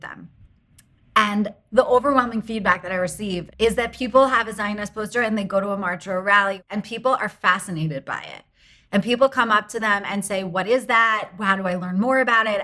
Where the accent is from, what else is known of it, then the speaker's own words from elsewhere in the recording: United States; I am an American